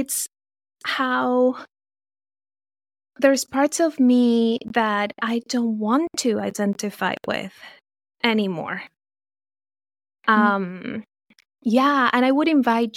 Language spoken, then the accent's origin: English; Venezuela; moved away as an adult; now in United States; I was born and raised in Venezuela